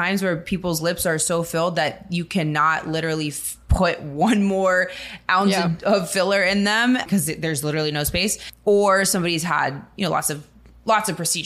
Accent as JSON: {"language": "English", "town": "Fort Lauderdale", "region": "Florida", "country": "United States", "tie": "born or raised there", "also_born_or_lived": "Miami", "said": "I'm born and raised in Miami. Well, raised in Fort Lauderdale, but born in Miami."}